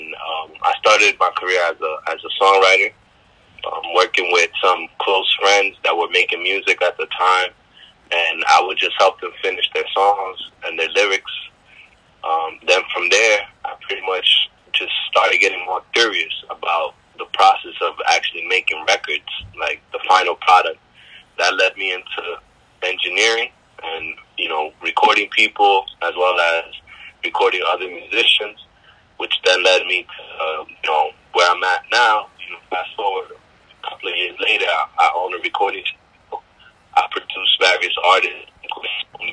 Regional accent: New York City, New York, United States; also born or lived in Bronx / Queens; I was born and raised here in New York

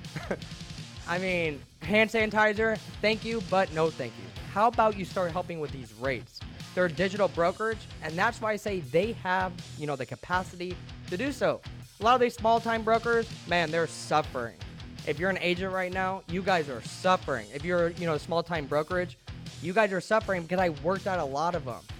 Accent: Central Illinois, United States; moved away as an adult; also born or lived in Phoenix; Now I'm living in Illinois. This is actually my hometown.

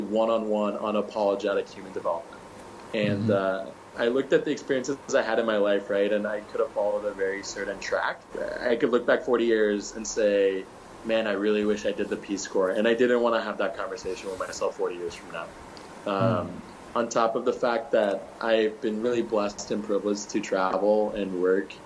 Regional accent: Michigan, United States; born and raised in Michigan, went to Michigan

